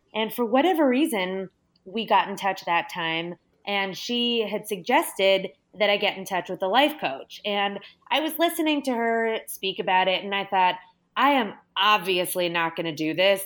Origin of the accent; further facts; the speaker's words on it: Los Angeles, California, United States; I'm from Los Angeles and there are a ton of really incredible museums here